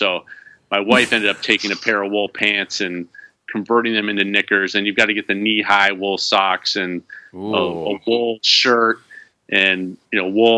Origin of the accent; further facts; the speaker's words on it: Vermont, United States; I grew up in Vermont